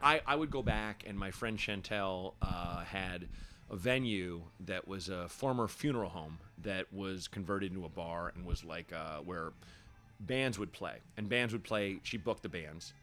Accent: Portland, Oregon, United States; moved away; also born or lived in Chicago / Los Angeles; was born in Chicago, but I grew up in Portland.

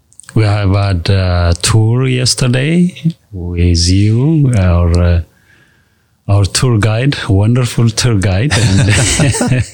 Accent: Addis Ababa, Ethiopia; Born in Addis Ababa, it's called the capital city of Ethiopia. I was born there, raised there as a city boy

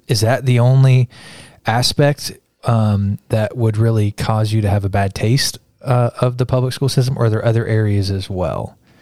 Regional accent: Kansas, United States; moved away; I grew up in Kansas

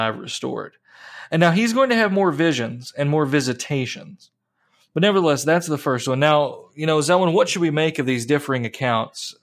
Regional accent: Appalachia, United States; growing up in Appalachia and stories from my grandmother

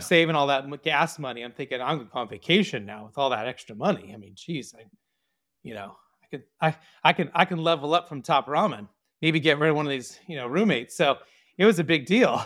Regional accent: Orange County, California, United States; I was born in Orange County, California, born and raised here

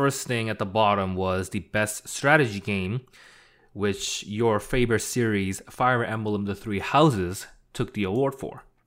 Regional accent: Canada; we're not American, we're Canadian

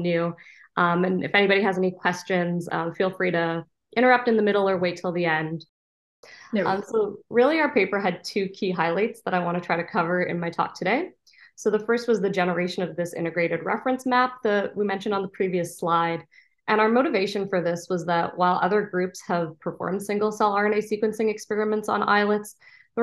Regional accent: Canada; moved away as an adult; also born or lived in Ontario, Canada / Boston, United States; now in San Diego, United States; I'm originally from Canada

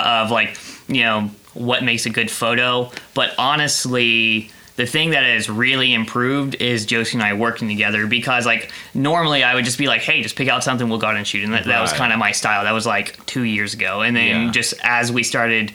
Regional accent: South Carolina, United States; moved away; also born or lived in Oklahoma; I grew up in South Carolina

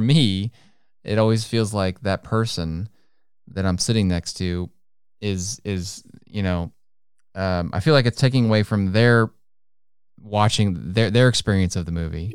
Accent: United States; first language English; I'm American, doggone it. That's all I speak is English

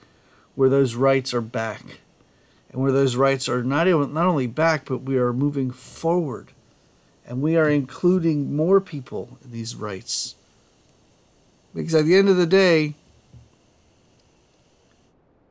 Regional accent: United States; I am an American and I am proud to be an American

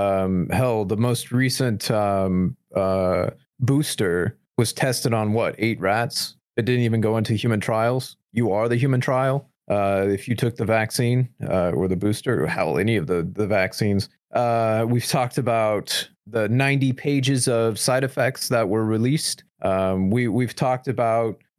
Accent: United States; being as an American

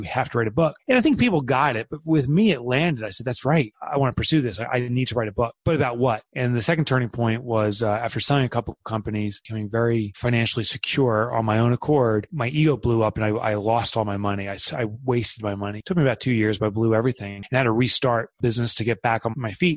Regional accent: Boonton, New Jersey, United States; I am from Boonton, New Jersey, which most people wouldn't know where that is since we're such a tiny town

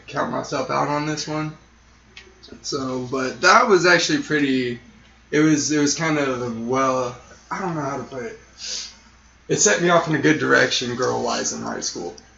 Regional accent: Sierra Vista, Arizona, United States; now in Tucson, United States; I was born and raised in Sierra Vista

